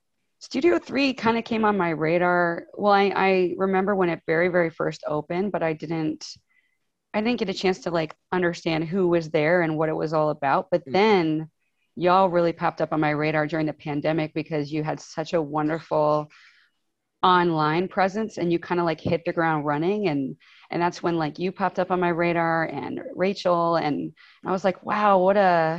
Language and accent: English; Canada; also born or lived in Ohio, United States / Chicago, United States; now in Seattle, United States; I'm Canadian. I've lived in Ohio. I lived in Chicago. And now I've been in Seattle for like 5 years.